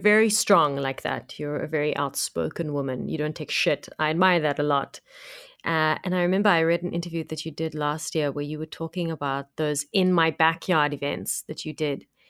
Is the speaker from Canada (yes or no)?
no; Cape Town, Western Cape, South Africa; I'm from Cape Town